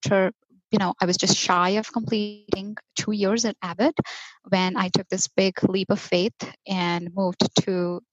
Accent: Mumbai, Maharashtra, India; moved away as an adult; now in United States; I was born and raised in Mumbai, India, and recently migrated to the United States

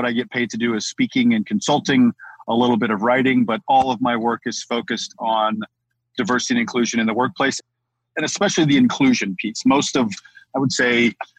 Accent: Midwest, United States; I live in the Midwest

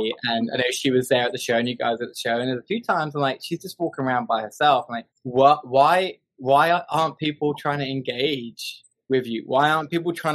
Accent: England, United Kingdom; now in Montgomery, United States; I live in Alabama. I'm from England

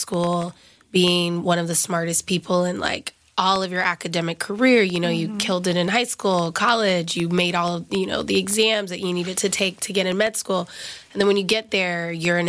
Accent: Alabama, United States; moved away as an adult; now in New York City, United States; I'm an Alabama girl, so I'm from the South

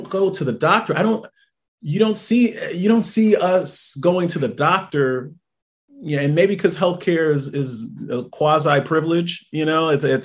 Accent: New York City, New York, United States; moved away as an adult; also born or lived in Jamaica, Queens / Fairbanks, Alaska / Grass Valley, California; now in Tampa, United States; I grew up in Brooklyn, I grew up in Brownsville, I grew up on Rockaway and Atlantic. So coming from that community, you know, then I moved to Jamaica, Queens

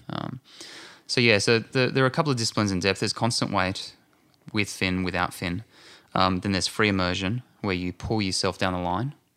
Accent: Australia; moved away as an adult; now in Santa Monica, United States; being an Aussie, I like to be right close to the beach

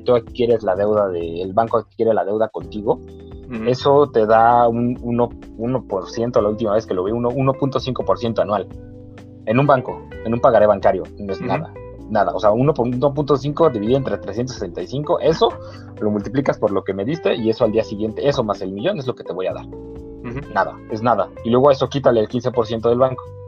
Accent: Mexico; acá en México

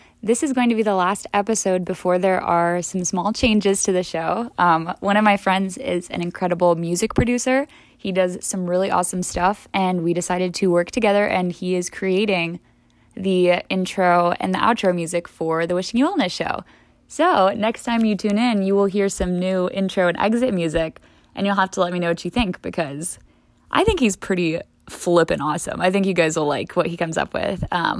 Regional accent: Midwest, United States; The Midwest, I've been saying this a lot lately, the Midwest was never the problem when I was growing up.

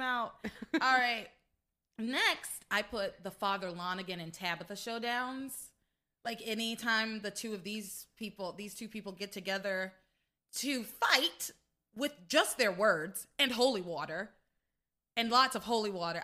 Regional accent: the South, United States; I'm from the South, too

